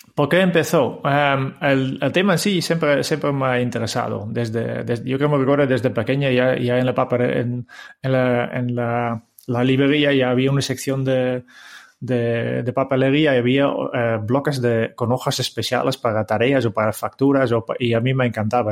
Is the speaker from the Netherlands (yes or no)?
yes; Harmelen, Utrecht, Netherlands; Spanish is a second language; moved away as an adult; now in Spain; mis primeros pasos eh, han sido en un pueblo en el centro de Holanda, eh, se llama Harmelen